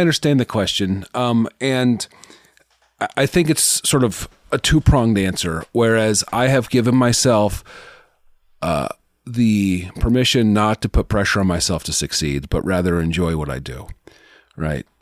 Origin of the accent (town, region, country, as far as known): Omaha, Nebraska, United States